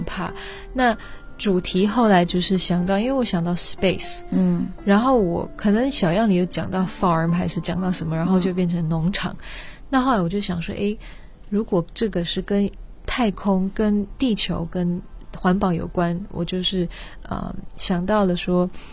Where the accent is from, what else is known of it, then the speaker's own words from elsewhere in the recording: Netherlands; moved away; 我是在荷兰出生长大